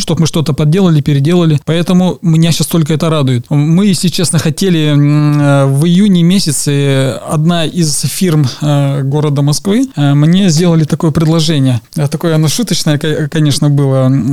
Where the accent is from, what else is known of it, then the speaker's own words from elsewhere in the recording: Kyrgyzstan; moved away as an adult; now in Russia; уехал из Киргизии? Здесь, здесь, конечно, да, это там, условно назовем, это моя родина, где я родился